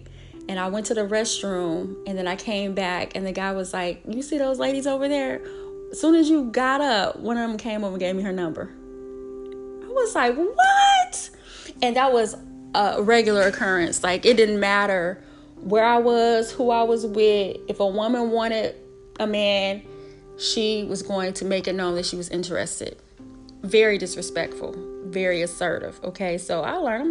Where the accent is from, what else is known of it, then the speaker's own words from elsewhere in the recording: Illinois, United States; moved away as an adult; now in Atlanta, United States; I'm raised as a Midwest girl. I am from Illinois